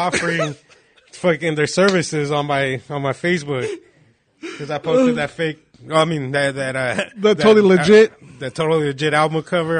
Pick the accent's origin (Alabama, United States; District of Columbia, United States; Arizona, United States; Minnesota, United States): Arizona, United States; Phoenix; I'm from Phoenix. I'm going to have fucking silver teeth and everything.